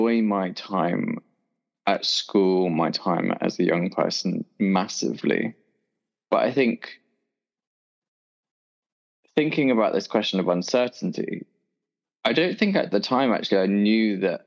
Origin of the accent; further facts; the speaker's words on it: Dorset, South West England, United Kingdom; moved away as an adult; now in London, United Kingdom; I grew up in Dorset, and I left Dorset when I was about 18. So yeah, spent the whole of my life there